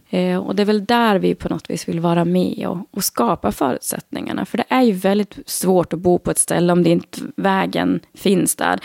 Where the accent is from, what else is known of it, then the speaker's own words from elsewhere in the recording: Skellefteå, Västerbotten County, Sweden; moved away as an adult; also born or lived in Sundsvall / Solna / Stockholm; now in Ragunda, Sweden; Det fanns inga direkt jobb hemma i Skellefteå heller